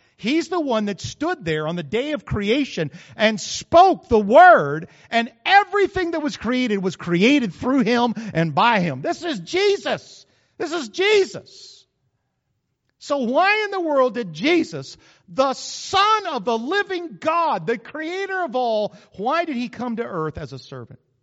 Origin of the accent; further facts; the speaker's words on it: New Mexico, United States; moved away; I grew up in New Mexico